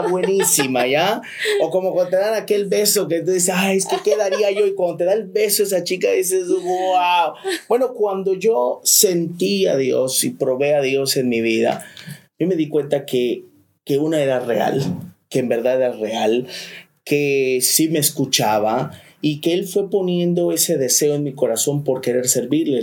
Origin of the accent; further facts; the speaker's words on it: Chiapas, Mexico; moved away as an adult; also born or lived in Tuxtla Gutiérrez; now in Cancún, Mexico; nos venimos a vivir aquí a Cancún, somos de Chiapas